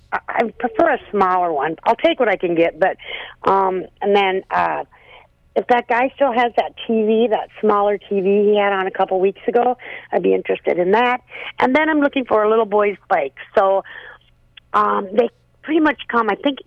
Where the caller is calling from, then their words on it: Howard Lake, Minnesota, United States; I live in Howard Lake.